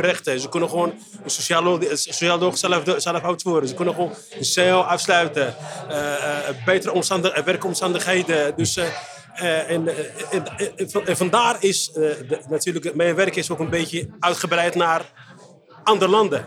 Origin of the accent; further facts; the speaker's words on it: Morocco; now in Netherlands; ik kom uit Marokko